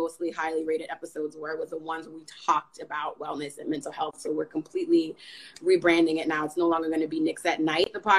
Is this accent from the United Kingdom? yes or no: no; New Orleans, Louisiana, United States; moved away; We're from New Orleans originally